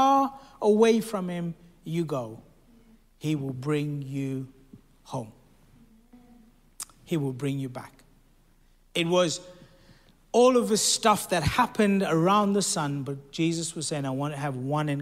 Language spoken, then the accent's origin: English; South Africa; This is in South Africa. I'm South African